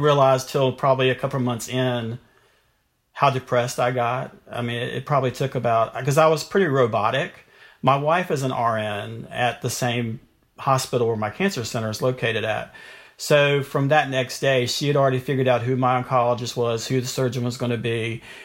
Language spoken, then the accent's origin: English; North Carolina, United States; I grew up in North Carolina